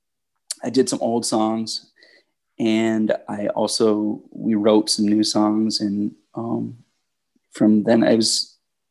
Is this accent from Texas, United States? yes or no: no; Los Angeles, California, United States; moved away; growing up in Venice